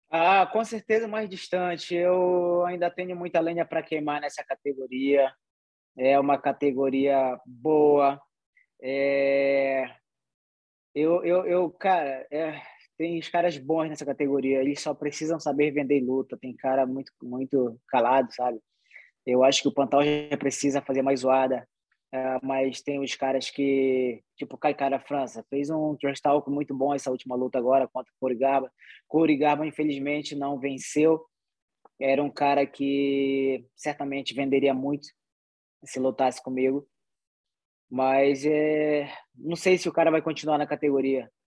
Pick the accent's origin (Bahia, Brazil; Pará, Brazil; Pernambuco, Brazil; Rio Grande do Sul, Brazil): Pará, Brazil; Soure; born or raised there; also born or lived in Salvaterra; now in United States